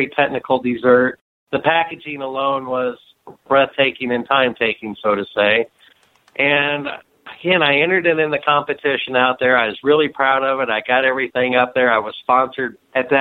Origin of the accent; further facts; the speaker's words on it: the South, United States; now in Michigan, United States; I grew up in the South